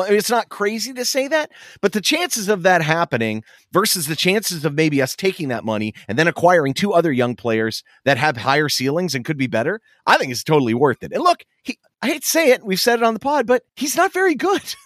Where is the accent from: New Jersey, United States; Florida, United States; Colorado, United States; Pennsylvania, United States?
Pennsylvania, United States; Pittsburgh; moved away; my hometown of Pittsburgh